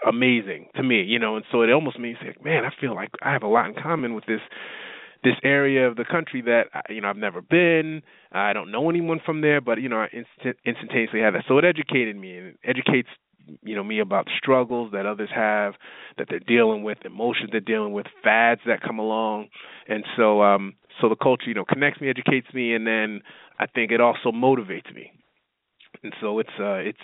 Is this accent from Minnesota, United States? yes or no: no; New York, United States; moved away as an adult; now in Texas, United States; I grew up in New York